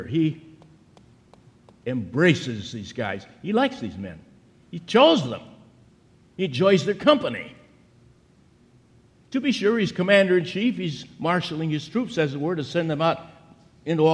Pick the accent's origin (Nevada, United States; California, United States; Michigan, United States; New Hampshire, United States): Michigan, United States; southern; my hometown, a little town in southern Michigan